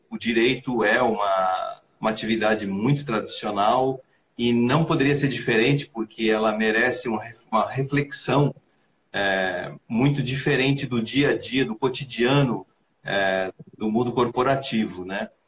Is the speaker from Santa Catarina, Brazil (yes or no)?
yes; Santa Catarina, Brazil; É, sou de Santa Catarina, então demorou até fazer conexão com, com Belo Horizonte, né?